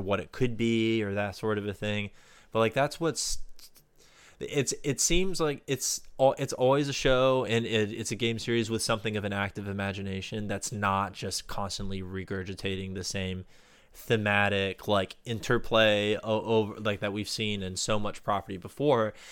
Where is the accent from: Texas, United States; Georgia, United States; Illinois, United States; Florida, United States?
Florida, United States; my home state of Florida